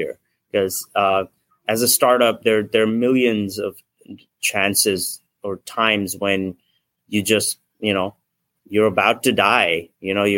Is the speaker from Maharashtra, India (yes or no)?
yes; Nagpur, Maharashtra, India; now in San Francisco, United States; I'm from India originally. I grew up in a small town called Nagpur.